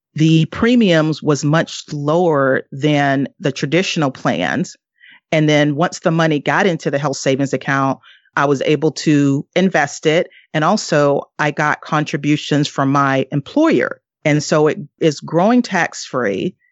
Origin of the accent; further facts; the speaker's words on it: the South, United States; moved away; also born or lived in northeastern US; I am originally from the South, and now I live in, uh, the, uh, northeast part of the U S